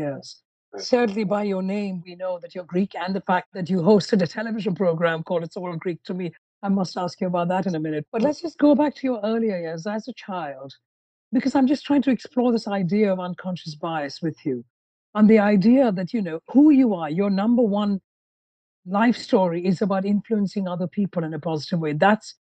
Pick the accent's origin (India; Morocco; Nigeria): India; moved away; I grew up in India